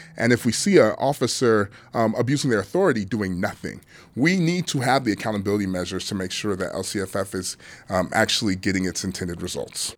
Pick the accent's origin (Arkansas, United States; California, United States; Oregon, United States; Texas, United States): California, United States; Los Angeles; my hometown, sunny Los Angeles